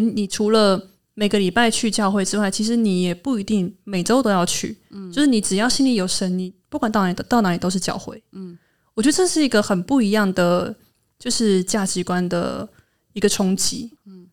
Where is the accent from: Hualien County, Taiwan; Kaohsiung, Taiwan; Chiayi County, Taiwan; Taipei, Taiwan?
Hualien County, Taiwan; accent: Truku tribal accent; 我是来自花莲的泰鲁格族，目前在教育现场工作